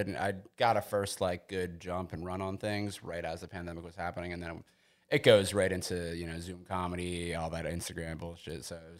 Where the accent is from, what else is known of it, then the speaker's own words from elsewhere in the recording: Bucks County, Pennsylvania, United States; I'm from Bucks County, Pennsylvania.